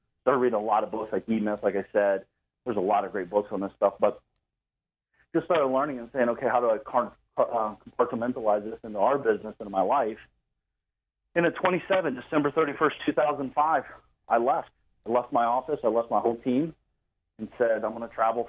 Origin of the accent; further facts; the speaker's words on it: Columbus, Ohio, United States; I'm from Columbus, Ohio area